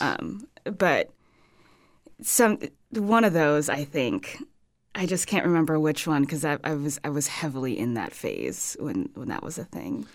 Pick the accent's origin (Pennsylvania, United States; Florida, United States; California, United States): California, United States; Los Angeles; moved away as an adult; also born or lived in San Francisco / Medford, Oregon; now in Fort Myers, United States; I grew up in Los Angeles, California, born and raised